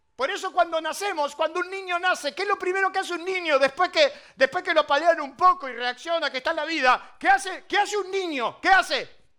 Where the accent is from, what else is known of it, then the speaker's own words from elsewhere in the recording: Argentina; ¿Cómo andamos los argentinos?